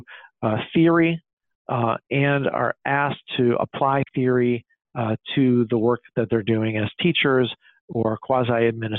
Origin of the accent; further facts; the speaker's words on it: Illinois, United States; my home state of Illinois